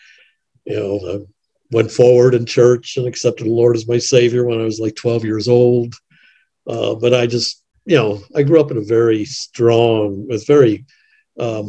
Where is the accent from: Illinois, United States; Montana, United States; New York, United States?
Illinois, United States; Chicago; also born or lived in Denver / Washington, D.C. / Kansas City / Indiana; I grew up in Chicago, actually.